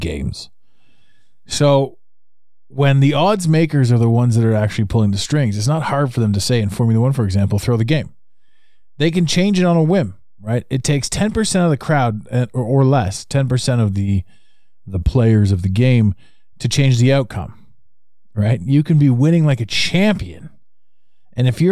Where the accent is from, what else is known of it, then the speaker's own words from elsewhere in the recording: Ottawa, Ontario, Canada; my hometown of Ottawa, Canada